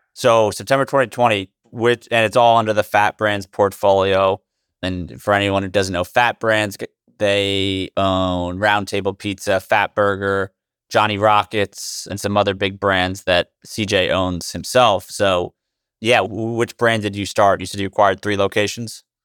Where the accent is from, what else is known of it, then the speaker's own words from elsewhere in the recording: New Jersey, United States; I grew up in New Jersey